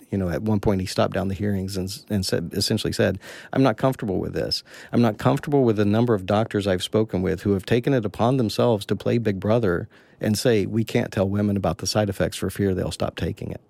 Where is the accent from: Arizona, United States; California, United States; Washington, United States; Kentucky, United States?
Kentucky, United States; I was born in Kentucky